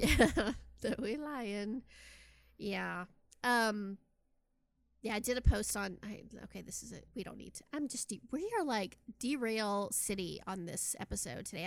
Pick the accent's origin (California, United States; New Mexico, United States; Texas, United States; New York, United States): Texas, United States; also born or lived in Austin; I'm from Texas